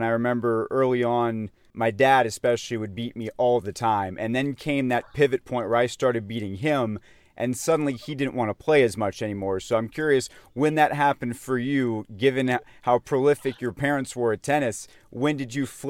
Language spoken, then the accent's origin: English; Atlanta, Georgia, United States; I grew up in Atlanta as a Gator fan